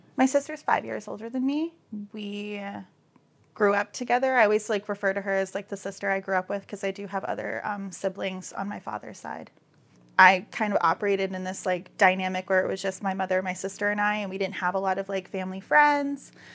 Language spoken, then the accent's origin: English; Daytona Beach, Florida, United States; I grew up in Daytona Beach, Florida